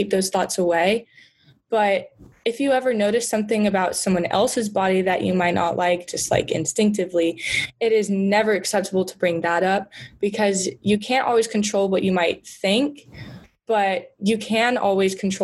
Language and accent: English; the South, United States; moved away; I'm from the South